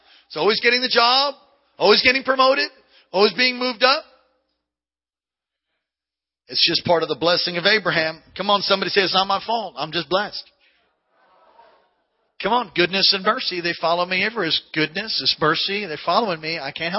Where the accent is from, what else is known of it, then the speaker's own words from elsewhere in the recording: San Jose, California, United States; I'm from San Jose, and the last time I rode a bike, I was in Honolulu in Hawaii.